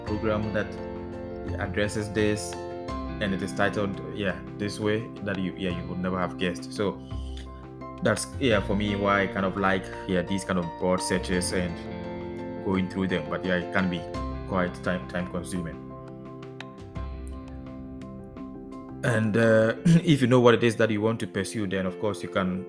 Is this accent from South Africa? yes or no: no; Ghana; moved away as an adult; now in Netherlands; I am a Ghanaian and presently living in the Netherlands